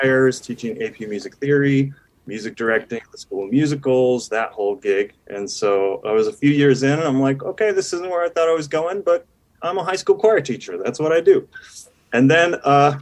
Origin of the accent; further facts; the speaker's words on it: Iowa, United States; moved away as an adult; now in Salt Lake City, United States; So I grew up in Iowa